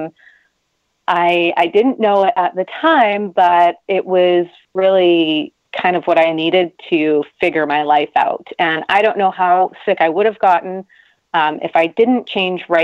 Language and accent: English; Canada; I'm Canadian